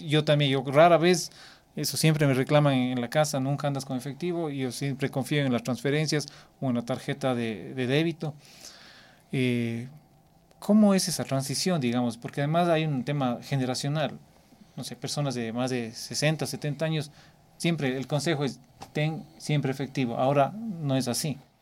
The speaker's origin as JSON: {"language": "Spanish", "town": "Cuenca", "region": "Azuay", "country": "Ecuador", "said": "Yo soy de Cuenca, en el sur del país"}